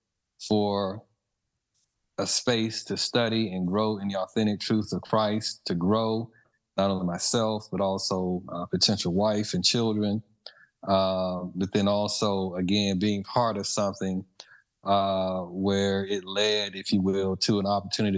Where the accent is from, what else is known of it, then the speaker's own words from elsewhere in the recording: Mississippi, United States; moved away; growing up in Mississippi